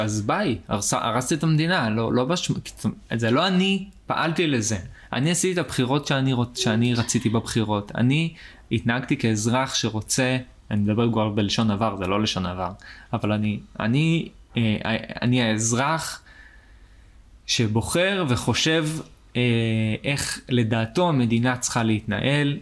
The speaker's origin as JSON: {"language": "Hebrew", "country": "Israel", "tie": "born or raised there", "said": "נולדתי פה, אז נולדתי פה"}